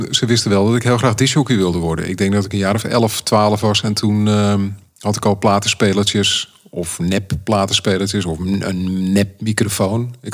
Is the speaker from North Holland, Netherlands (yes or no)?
yes; Amsterdam, North Holland, Netherlands; also born or lived in Schagen; Ik kom uit Amsterdam en ik heb mijn huis verkocht afgelopen jaar. En ik mag hier heel eventjes bivakeren in, in het prachtige Noord-Holland, waar ik ook vandaan kom.